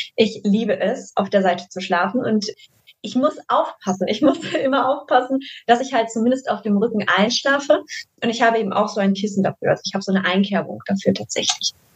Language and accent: German; Düsseldorf, North Rhine-Westphalia, Germany; Und ich komme aus Düsseldorf